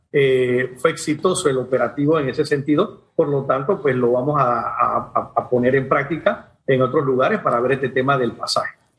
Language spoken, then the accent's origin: Spanish; Panama; como panameños